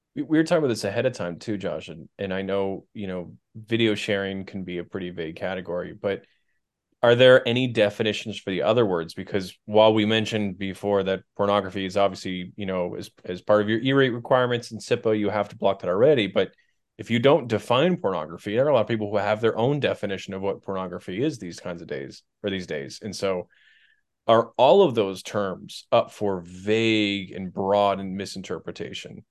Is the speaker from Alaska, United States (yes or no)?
no; Maine, United States; moved away; I'm originally from Maine